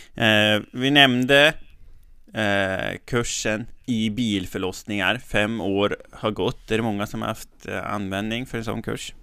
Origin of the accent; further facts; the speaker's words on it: Resele, Västernorrland County, Sweden; now in Härnösand, Sweden; Jag kommer ju från Resele. Men jag bor i Härnösand nu